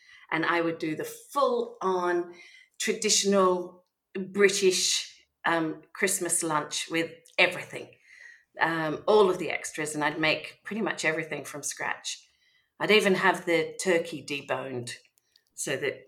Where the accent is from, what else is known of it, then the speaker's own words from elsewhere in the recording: Melbourne, Victoria, Australia; moved away as an adult; now in Vence, France; I am an Australian from Melbourne, and I moved to France 4 years ago